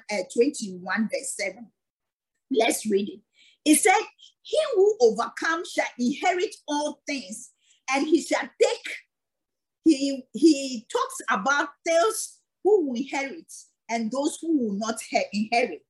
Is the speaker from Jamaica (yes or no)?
no; Ghana; moved away; I'm from Ghana